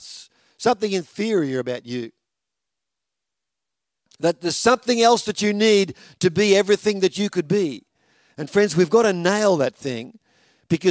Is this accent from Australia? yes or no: yes; Victoria, Australia; now in Toowoomba, Australia; growing up in Victoria, and a little country town where we were